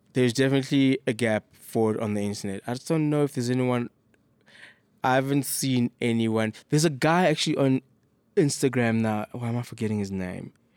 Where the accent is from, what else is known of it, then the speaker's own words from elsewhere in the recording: South Africa; As a South African